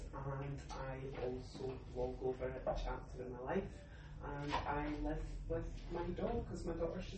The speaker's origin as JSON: {"language": "English", "town": "Glasgow", "region": "Scotland", "country": "United Kingdom", "said": "I'm from Glasgow, in case anybody doesn't recognise the accent."}